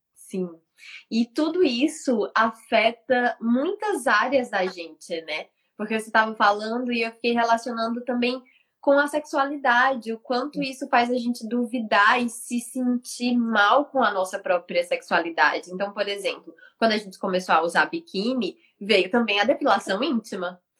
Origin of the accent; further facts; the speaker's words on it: Fortaleza, Ceará, Brazil; moved away; eu sou de Fortaleza, né? Fortaleza, meu povo, assim praia.